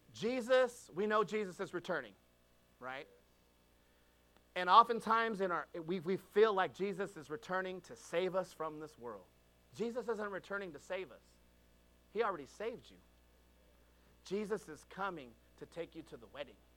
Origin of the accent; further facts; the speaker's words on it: California, United States; I was born and raised in California